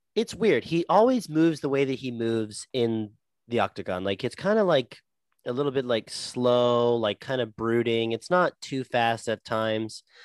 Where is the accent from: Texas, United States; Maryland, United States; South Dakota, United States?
Texas, United States; I'm from Texas.